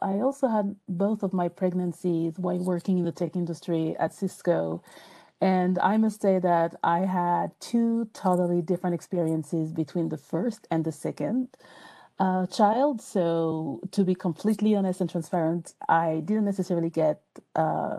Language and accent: English; France; English is a second language; moved away as an adult; now in United States; even though I still have an accent, I'm from France. So moving to the U.S.